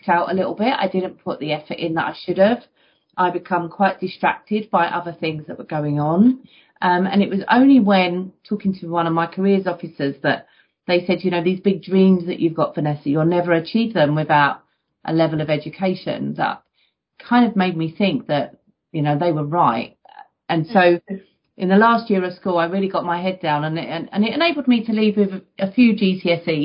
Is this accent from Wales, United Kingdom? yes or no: no; London, United Kingdom; I grew up in the East End of London in fairly challenging circumstances